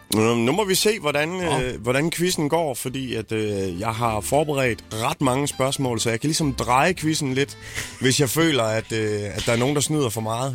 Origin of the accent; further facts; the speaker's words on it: Jutland, Denmark; jeg er måske også jyde